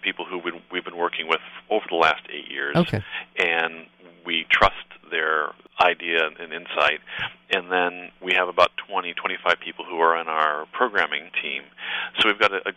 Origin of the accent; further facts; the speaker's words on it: Newport Beach, California, United States; also born or lived in Berkeley; I grew up here in Newport